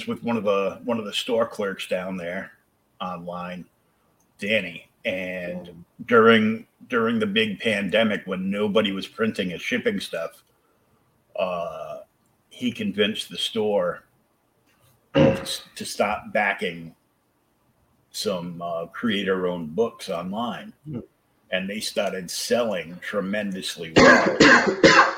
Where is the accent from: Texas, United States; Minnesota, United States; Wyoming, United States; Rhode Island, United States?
Rhode Island, United States; moved away; I was born in Rhode Island